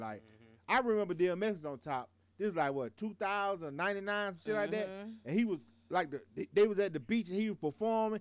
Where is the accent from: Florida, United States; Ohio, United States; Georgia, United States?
Georgia, United States; Atlanta; we're from Atlanta